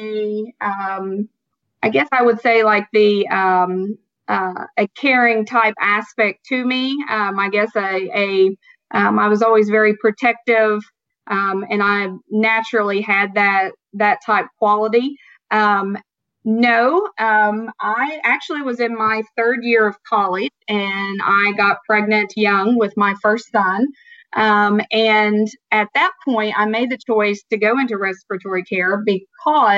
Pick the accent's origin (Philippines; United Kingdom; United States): United States; Southern Ohio; accent: Southern; I was born and raised in Southern Ohio